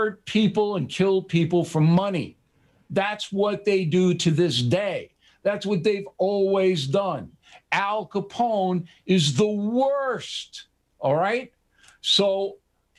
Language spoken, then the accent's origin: English; Levittown, New York, United States; I was brought up in Levittown